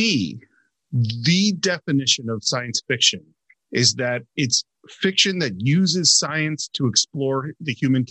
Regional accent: Bay Area, California, United States; being a native Californian, growing up in the Bay Area

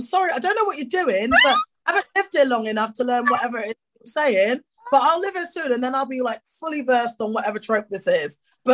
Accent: England, United Kingdom; accent: English; I've got English accent privilege

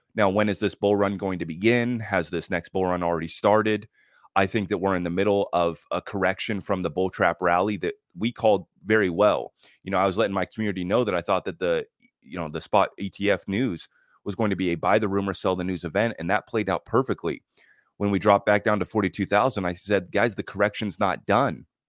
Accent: United States; as an American

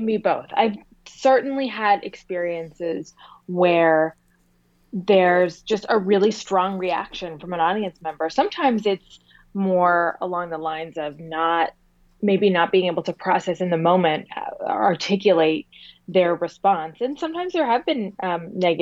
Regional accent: near Boston, Massachusetts, United States; I grew up near Boston

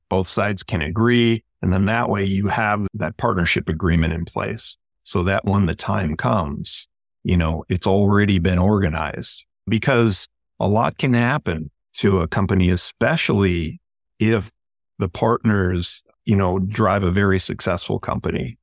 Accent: Chicago, Illinois, United States; moved away as an adult; now in West Coast, United States; I'm originally from Chicago.

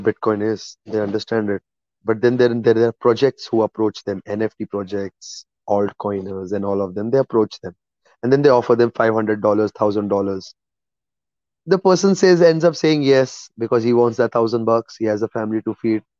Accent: India; moved away; I'm an Indian

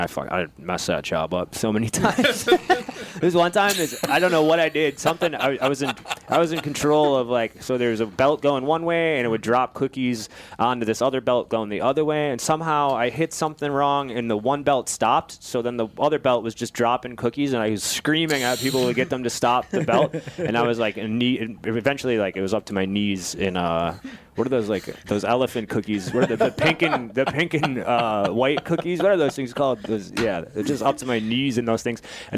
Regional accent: Ripon, Wisconsin, United States; Wisconsin. Ripon, Wisconsin. A tiny

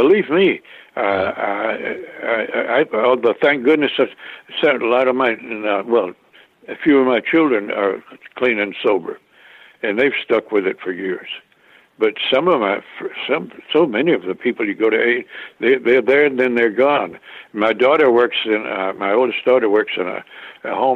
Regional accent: Carthage, Tennessee, United States; now in California, United States; I grew up in the South eating fried food

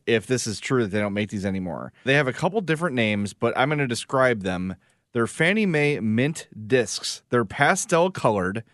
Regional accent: Homewood, Illinois, United States; my hometown of Homewood

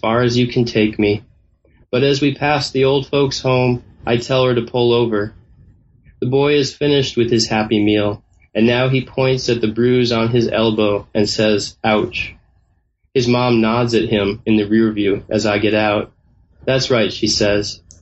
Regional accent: Northfield, Minnesota, United States; moved away; my hometown, which is Northfield, Minnesota

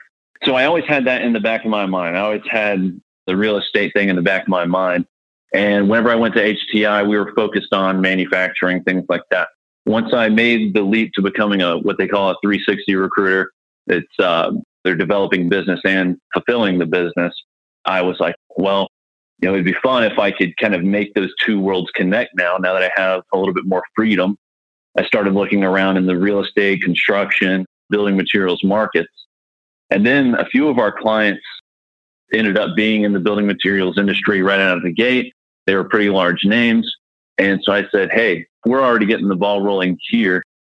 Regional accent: Georgia, United States; born there; also born or lived in Mississippi / South Carolina; I mean, I was born in Georgia, moved to Mississippi, came to South Carolina when my father retired from the military, and came back here to get more family-oriented because both my sets of grandparents are here and all the family's here.

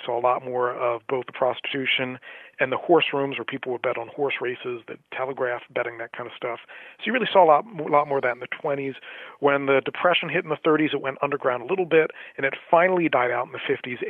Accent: Atlantic City, New Jersey, United States; I grew up in Atlantic City, New Jersey. Was born there, grew up there, worked in a few casinos there

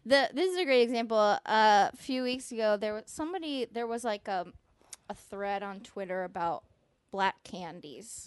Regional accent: East Bay, California, United States; growing up, you know, I'm from a extremely diverse place. I'm from the East Bay.

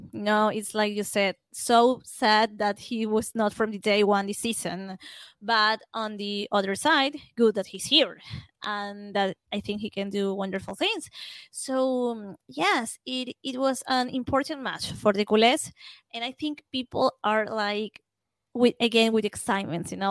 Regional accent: Venezuela; English is a second language; I'm from Venezuela, and this is um, a country that the main sport is baseball.

